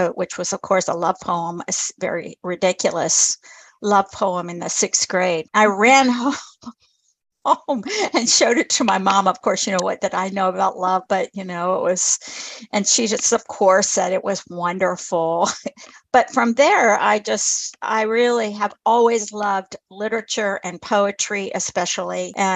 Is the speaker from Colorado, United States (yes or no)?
no; Dayton, Ohio, United States; also born or lived in New Carlisle, Ohio / Mishawaka, Indiana; I grew up in East Dayton for the most part. And when I was 15, I moved to New Carlisle, Ohio